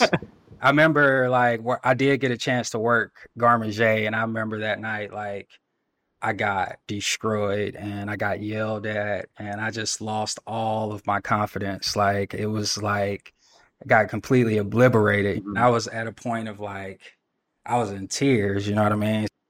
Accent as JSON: {"language": "English", "town": "Athens", "region": "Georgia", "country": "United States", "tie": "born or raised there", "said": "I'm from Athens, Georgia, Georgia native"}